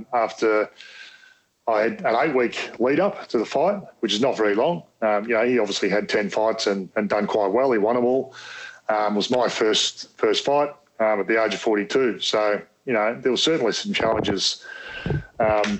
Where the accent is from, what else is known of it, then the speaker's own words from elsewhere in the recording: Australia; I'm an Aussie bogan at heart